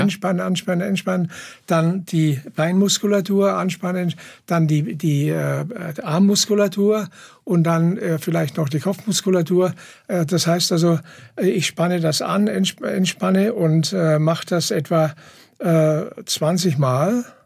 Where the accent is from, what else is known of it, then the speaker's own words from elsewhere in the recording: Ettlingen, Baden-Württemberg, Germany; in Ettlingen, wo ich herkomme, Karlsruhe